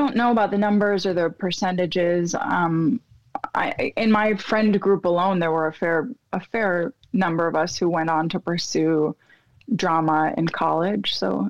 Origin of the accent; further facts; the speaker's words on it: South Florida, United States; also born or lived in Philadelphia, Pennsylvania; I was born in Philadelphia, Pennsylvania, and I lived there until I was like 7, 8. And then my family and I moved down to South Florida, where I grew up.